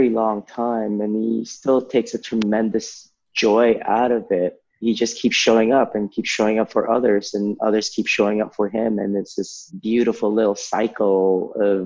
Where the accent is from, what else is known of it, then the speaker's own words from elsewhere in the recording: Toronto, Ontario, Canada; I'm from the West End